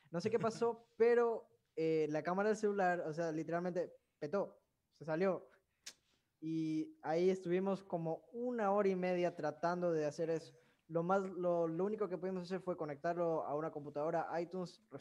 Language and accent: Spanish; Dominican Republic; Ah, soy dominicana, órale.